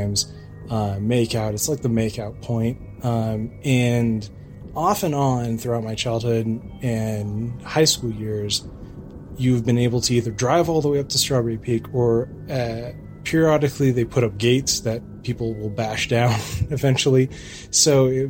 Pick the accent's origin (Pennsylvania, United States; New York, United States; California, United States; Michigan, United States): California, United States; Lake Arrowhead; I grew up in Lake Arrowhead in the San Bernardino Mountains